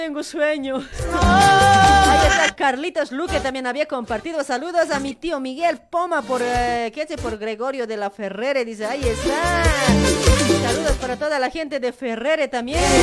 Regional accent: Bolivia; also born or lived in Luribay; now in Argentina; Somos bolivianos con orgullo

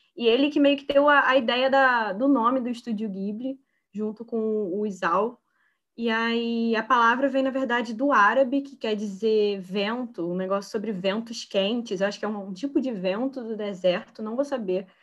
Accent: Niterói, Rio de Janeiro, Brazil; eu sou daqui de Niterói

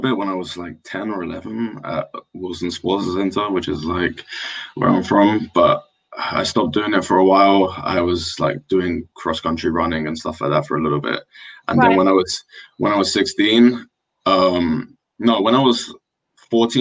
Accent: Wembley, London, United Kingdom; I'm from Wembley

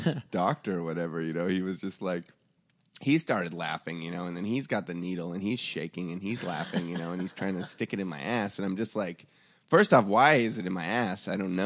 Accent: Tri-Cities, Washington, United States; moved away; also born or lived in Portland, Oregon / Seattle; I grew up in Eastern Washington, and it kind of reminds me of like the desert. It's a desert kind of part of Washington State, and it's just all strip malls

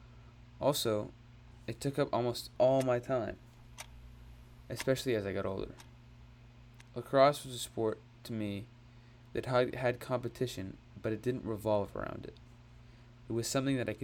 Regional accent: Park City, Utah, United States; my hometown, Park City, Utah.

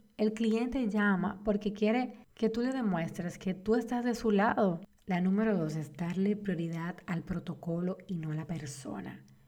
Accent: Dominican Republic; En mi país, República Dominicana

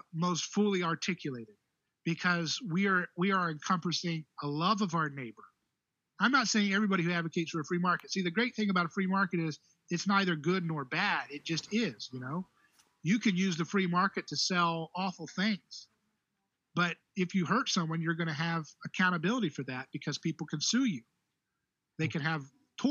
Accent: United States; I'm an American

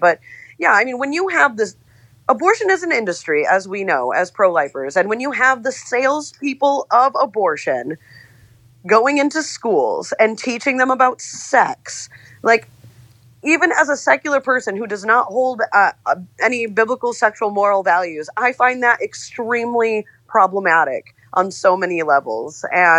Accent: California, United States; It's very, very concerning as a Californian.

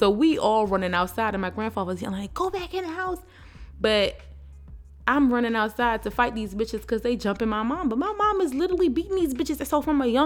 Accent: Baltimore, Maryland, United States; I'm from Baltimore. We're from Baltimore

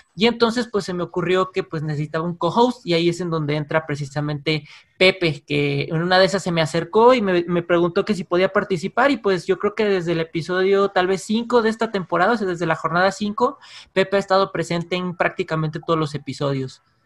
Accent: San Luis Potosí, Mexico; moved away as an adult; now in Guadalajara, Mexico; Yo soy de San Luis Potosí

